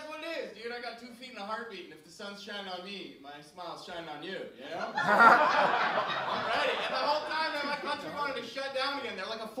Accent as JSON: {"language": "English", "country": "Canada", "said": "I'm from Canada"}